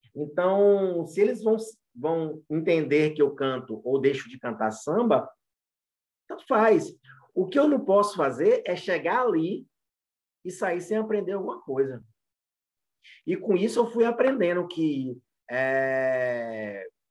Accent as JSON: {"language": "Portuguese", "town": "Muritiba", "region": "Bahia", "country": "Brazil", "tie": "born or raised there", "said": "eu passei minha adolescência inteira crescendo ali em Muritiba, que é perto de Santo Amaro, Cachoeira e São Félix."}